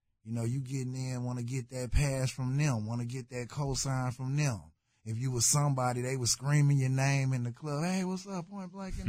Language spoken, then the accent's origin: English; Houston, Texas, United States; You know, I'm from South Park. When I came from Chicago, South Park, my hood.